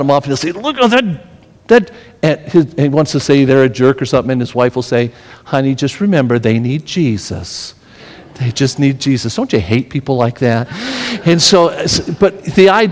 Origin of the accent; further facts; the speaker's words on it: Las Vegas, Nevada, United States; moved away as an adult; also born or lived in Tennessee; I grew up in Las Vegas